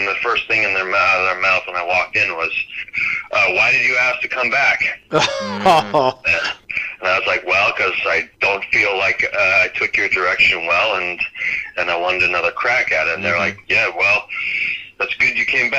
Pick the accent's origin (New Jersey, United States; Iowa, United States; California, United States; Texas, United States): California, United States; also born or lived in New York; I had better opportunities in California, and I was from California.